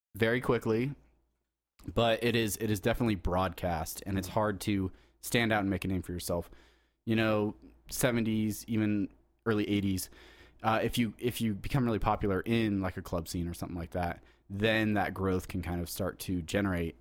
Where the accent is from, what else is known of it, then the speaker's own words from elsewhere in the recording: San Diego, California, United States; I'm from San Diego, so I'm not from